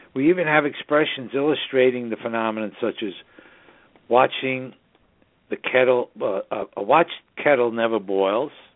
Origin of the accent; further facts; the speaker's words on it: New York City, New York, United States; now in Hudson Valley, United States; the northern suburbs of New York City, my hometown